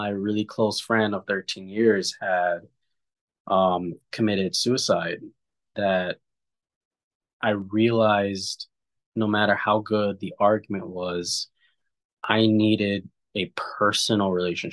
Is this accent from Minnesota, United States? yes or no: no; New York City, New York, United States; I grew up in New York in a very surrounded by a melting pot of many different backgrounds